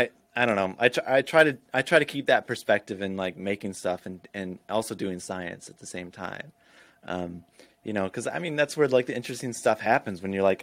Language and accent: English; Florida, United States; also born or lived in Illinois; I grew up half in Illinois, half in Florida, like the later half of my childhood in Florida